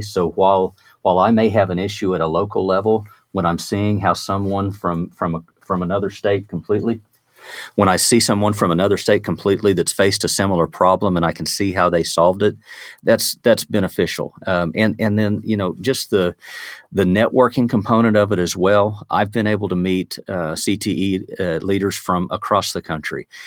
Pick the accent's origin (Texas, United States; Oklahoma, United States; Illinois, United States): Oklahoma, United States; Woodward; Woodward, Oklahoma, which is my hometown out in the northwest part of the state